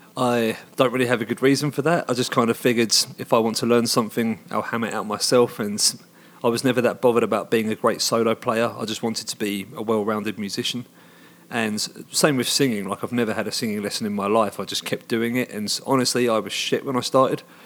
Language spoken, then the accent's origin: English; Hoddesdon, East of England, United Kingdom; moved away as an adult; now in Finland; where I grew up in Hoddesdon, back in the U K